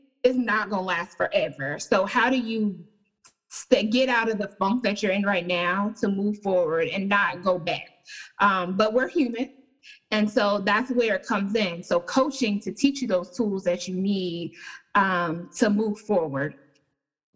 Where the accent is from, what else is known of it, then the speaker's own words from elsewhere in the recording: Charlotte, North Carolina, United States; I am from Charlotte